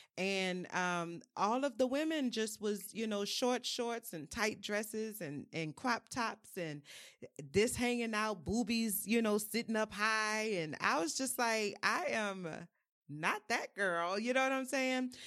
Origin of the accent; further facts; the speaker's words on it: New Orleans, Louisiana, United States; I'm from New Orleans, um, born and raised